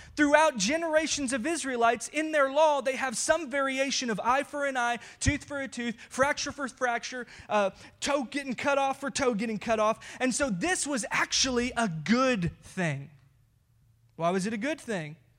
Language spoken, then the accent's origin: English; United States; we as American Christians